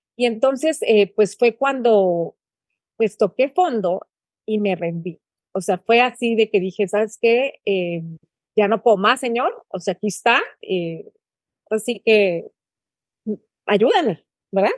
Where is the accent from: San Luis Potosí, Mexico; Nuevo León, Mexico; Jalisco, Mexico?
San Luis Potosí, Mexico; moved away as an adult; also born or lived in Monterrey, Mexico; now in Guatemala; soy potosina